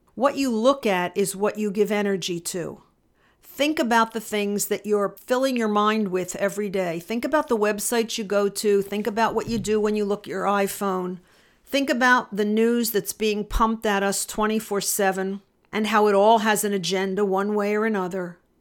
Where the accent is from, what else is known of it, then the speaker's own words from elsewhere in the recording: Philadelphia, Pennsylvania, United States; moved away; I grew up in Philadelphia, suburban Philadelphia.